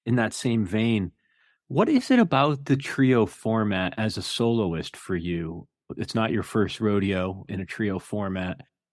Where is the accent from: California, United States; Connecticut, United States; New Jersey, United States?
Connecticut, United States; Hamden; I grew up just outside of New Haven. I'm from Hamden originally